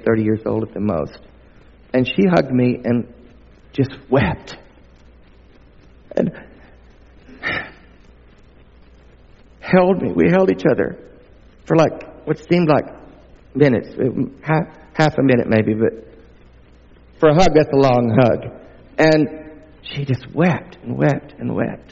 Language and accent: English; the southern United States, United States; accent: southern; I'm not only from the States, I'm from the southern part of the States